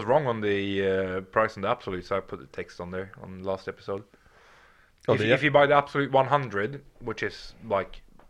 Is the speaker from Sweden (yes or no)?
yes; Sweden; now in Spain